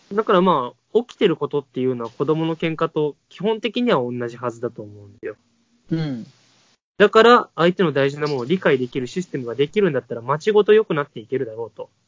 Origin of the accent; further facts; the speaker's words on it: Kotoura, Tottori, Japan; moved away; シェアハウスを琴浦町という僕の地元に建てて